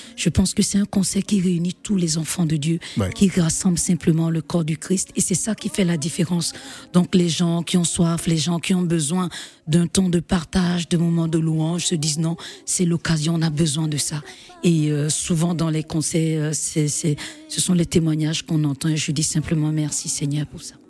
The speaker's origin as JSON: {"language": "French", "country": "Benin", "also_born_or_lived": "Martinique / Guadeloupe", "said": "je rentre chez moi au Bénin"}